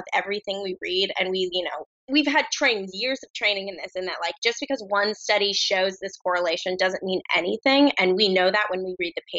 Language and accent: English; New Jersey, United States; now in Brooklyn, United States; I'm just my Jersey young self